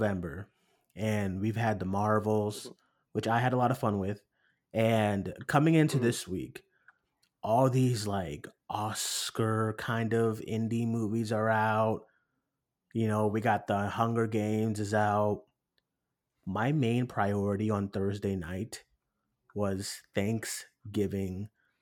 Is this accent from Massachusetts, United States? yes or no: yes; Massachusetts, United States; it's in my home state. It's literally, in Plymouth